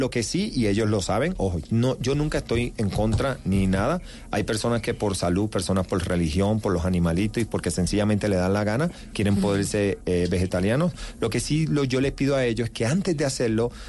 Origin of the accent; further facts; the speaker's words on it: Ponce, Puerto Rico; Yo soy de Ponce, Puerto Rico.